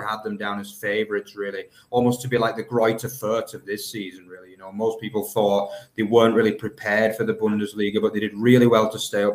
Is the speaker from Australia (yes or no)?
no; England, United Kingdom; now in Germany; I'm an English guy